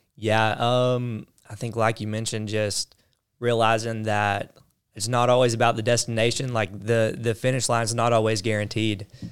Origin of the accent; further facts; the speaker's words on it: the South, United States; accent: southern; the southern accent